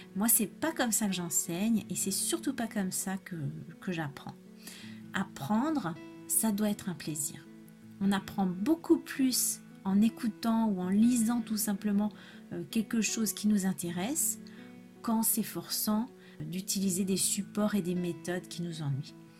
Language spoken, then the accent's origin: French; France; first language French; moved away as an adult; also born or lived in Spain; je suis française, prof de français langue étrangère